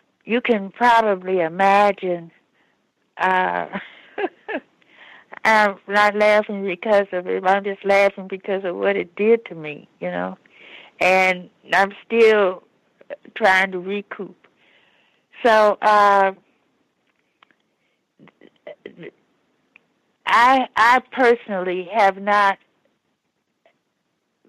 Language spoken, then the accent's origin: English; Chicago, Illinois, United States; also born or lived in Washington, D.C.; I come from Chicago. I've been living in Chicago for over 20 years, but I lived in D.C. for over 20 years.